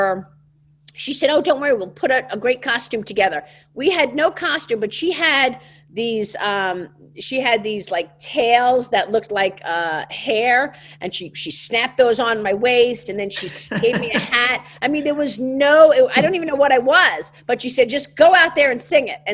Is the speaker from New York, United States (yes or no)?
yes; New York City, New York, United States; accent: Brooklyn; I wanted to leave my Brooklyn accent behind